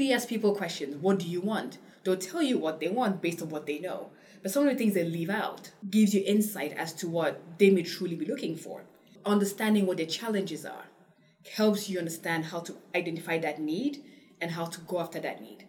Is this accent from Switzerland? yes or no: no; Cameroon; moved away; also born or lived in England; I grew up in Cameroon